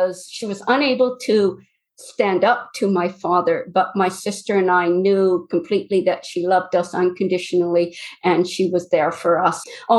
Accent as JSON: {"language": "English", "town": "Duncan", "region": "British Columbia", "country": "Canada", "tie": "born there", "said": "I was born not far from where I'm living now. I was born in Duncan on Vancouver Island. We moved quite a bit. By the time I started grade four, I had changed schools 9 times in 3 provinces."}